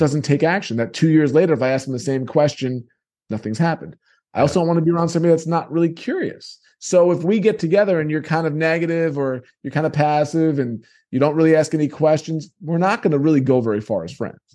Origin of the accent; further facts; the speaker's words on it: New York, United States; moved away; I come from New York